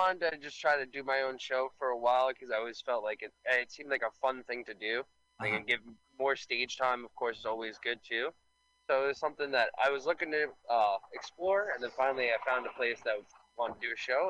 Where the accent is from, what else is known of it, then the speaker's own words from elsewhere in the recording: New York City, New York, United States; I grew up in Staten Island